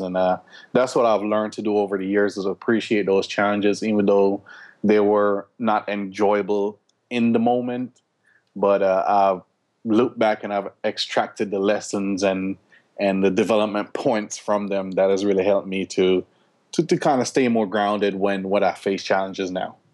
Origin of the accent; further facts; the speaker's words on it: Jamaica; moved away; also born or lived in Florida / Atlanta, Georgia; we grew up in Jamaica